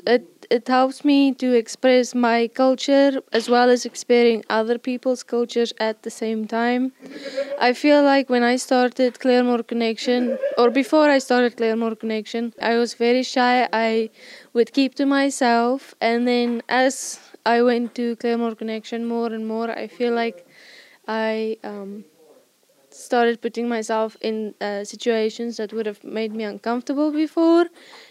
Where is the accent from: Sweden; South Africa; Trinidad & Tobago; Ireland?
South Africa; I'm from South Africa.